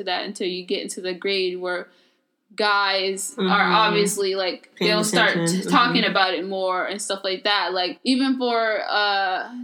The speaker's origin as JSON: {"language": "English", "region": "California", "country": "United States", "tie": "born or raised there", "said": "growing up in California"}